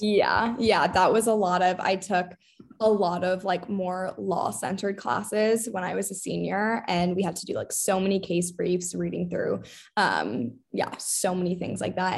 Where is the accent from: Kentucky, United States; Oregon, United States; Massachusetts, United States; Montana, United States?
Massachusetts, United States; Boston; also born or lived in England / London; I'm from Boston